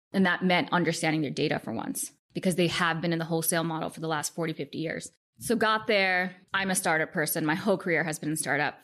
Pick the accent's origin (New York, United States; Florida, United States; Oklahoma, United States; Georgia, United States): New York, United States; New York City; growing up in Queens